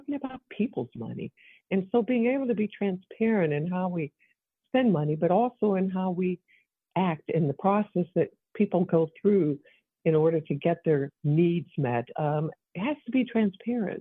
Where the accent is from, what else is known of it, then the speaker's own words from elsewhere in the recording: Evansville, Indiana, United States; I come from the Evansville area.